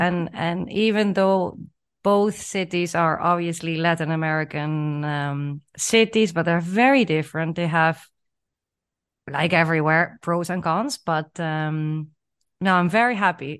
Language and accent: English; Netherlands; moved away as an adult; also born or lived in Chile / Peru; growing up in the Netherlands and, you know, living and working there for, for the majority of my life